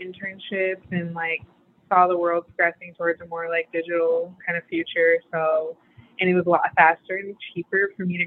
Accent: right outside of Detroit, Michigan, United States; now in Portland, United States; I'm from Michigan, right outside of Detroit

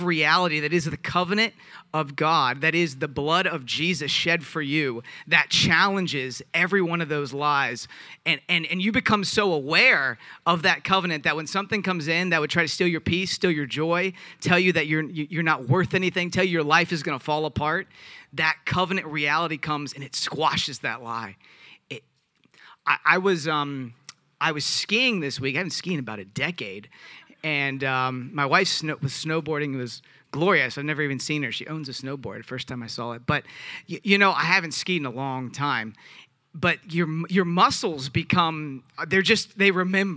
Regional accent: the South, United States; I'm from the South

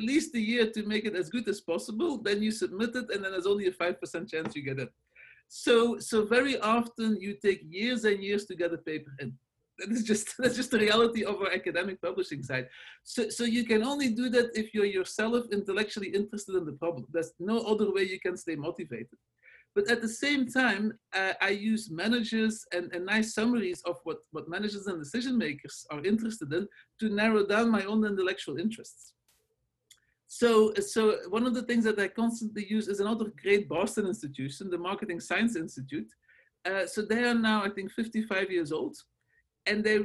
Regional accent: Belgium; English is a second language; moved away as an adult; also born or lived in Los Angeles, United States; now in United States; As you can hear from my accent and my name, I'm not originally from the States. I'm from Belgium, where I did the very classic training

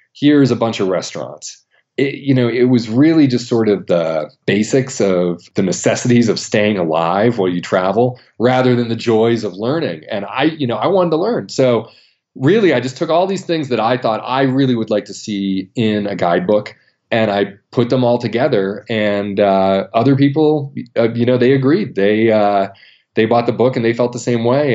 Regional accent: Maine, United States; a national park right where I grew up in Maine, Acadia National Park

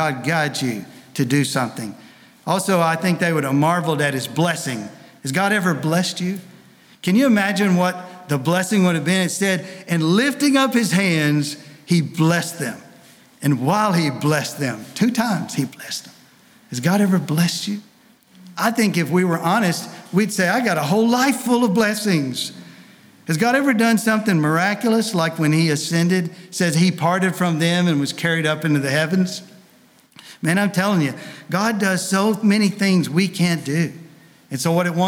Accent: Tennessee, United States; I'm not from France. I'm from Tennessee

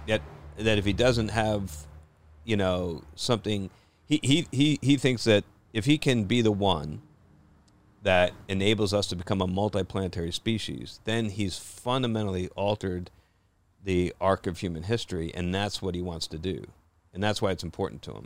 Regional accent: New Jersey, United States; I grew up in Jersey

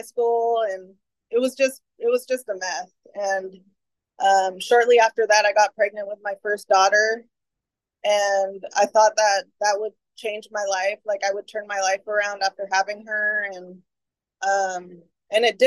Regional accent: San Francisco, California, United States; I was born in San Francisco. My mom is from San Francisco and my dad is from El Salvador.

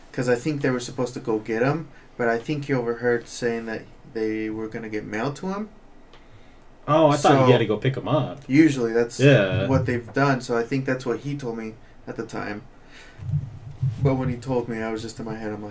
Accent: Utah, United States; We're from Utah.

